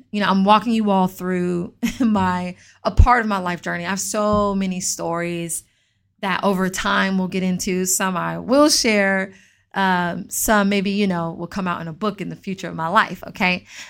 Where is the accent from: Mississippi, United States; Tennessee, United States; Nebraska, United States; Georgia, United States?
Georgia, United States; Atlanta; I grew up in Atlanta